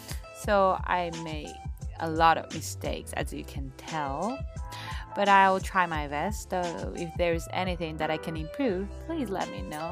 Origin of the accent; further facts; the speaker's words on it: Japan; English is a second language; So basically, I was born and raised in Japan.